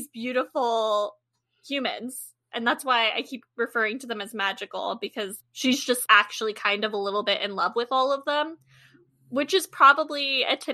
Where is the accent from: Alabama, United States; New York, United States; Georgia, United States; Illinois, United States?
New York, United States; New York City; as a New Yorker